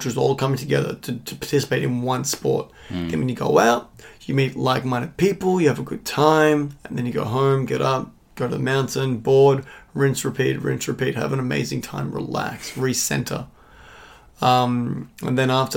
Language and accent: English; Australia; I'm from Australia, just traveling through